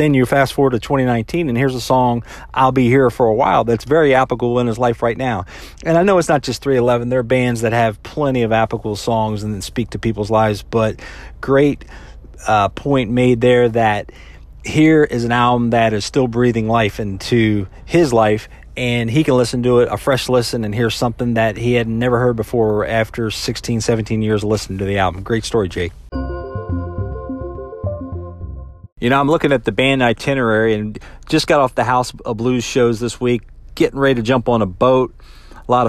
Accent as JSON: {"language": "English", "area": "Charlotte area", "region": "North Carolina", "country": "United States", "tie": "born or raised there", "said": "my hometown"}